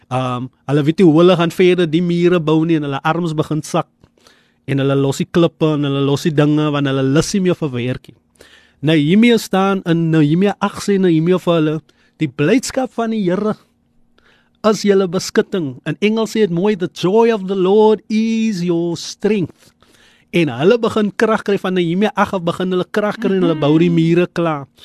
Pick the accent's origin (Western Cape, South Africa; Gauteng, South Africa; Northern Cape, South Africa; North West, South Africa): Western Cape, South Africa; Eerste River; Maar ek is van Eesterivier en ek kom sommer krag nou in die studio.